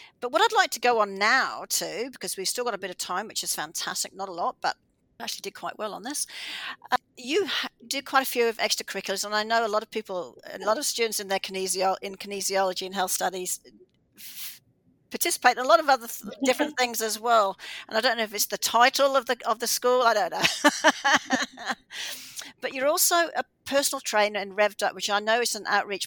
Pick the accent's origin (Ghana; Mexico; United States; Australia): Australia; now in Canada; I'm from Australia